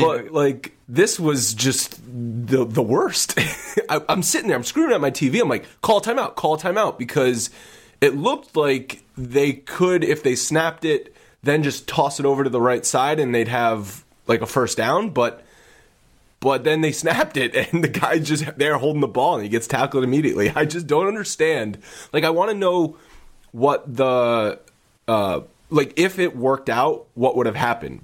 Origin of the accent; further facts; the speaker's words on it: Rhode Island, United States; I grew up in Rhode Island.